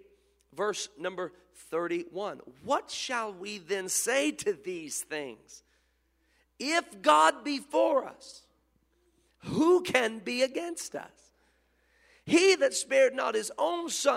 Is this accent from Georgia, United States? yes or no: no; Memphis, Tennessee, United States; I was born in Memphis